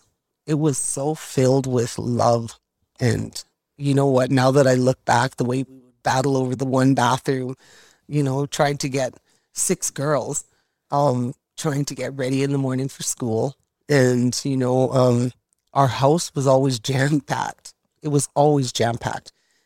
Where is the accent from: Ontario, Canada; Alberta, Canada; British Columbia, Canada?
British Columbia, Canada; Fort St. John; It was, you know what, growing up in Fort St. John that way, you know, I just give so much credit to my mom and dad for their hard work to give us that kind of life.